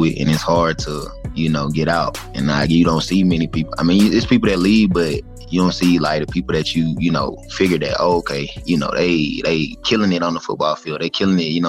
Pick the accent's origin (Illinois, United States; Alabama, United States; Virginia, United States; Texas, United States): Alabama, United States; Dothan; When I growing up in Alabama, growing up in Dothan where I'm from